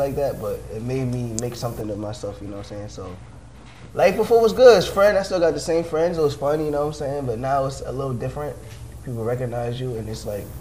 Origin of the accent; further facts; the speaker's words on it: New York City, New York, United States; I'm from Queens, New York